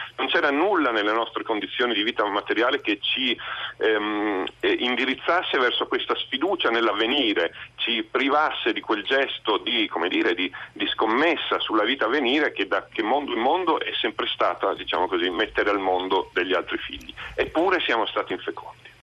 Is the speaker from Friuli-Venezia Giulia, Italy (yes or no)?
no; Venice, Veneto, Italy; io sono cresciuto a Venezia negli anni 70 e 80